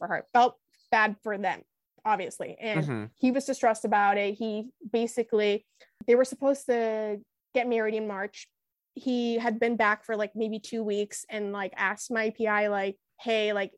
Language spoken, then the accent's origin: English; Boston, Massachusetts, United States; I grew up like in the Boston area